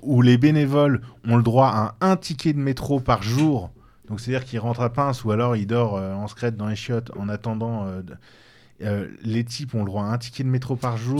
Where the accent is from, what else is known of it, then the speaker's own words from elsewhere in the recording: France; nous sommes nous-mêmes des Français